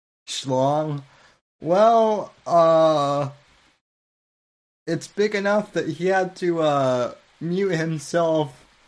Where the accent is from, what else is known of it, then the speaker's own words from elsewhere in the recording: United States; because I'm an American